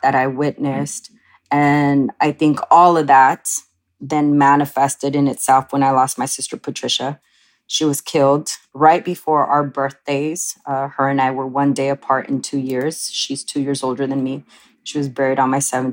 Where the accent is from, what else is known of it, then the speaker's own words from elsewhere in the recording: Oxnard, California, United States; I grew up in a Chicano Mexican-American family, and I grew up in Oxnard, which was right outside of Los Angeles.